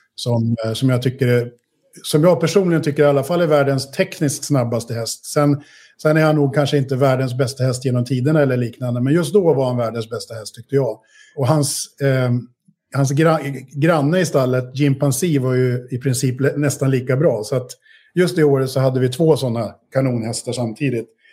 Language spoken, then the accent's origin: Swedish; Sweden; moved away as an adult; jag har ju bott utanför Sverige i snart 25 år. Mm. Um, och, eh, men jag är trots allt ändå svensk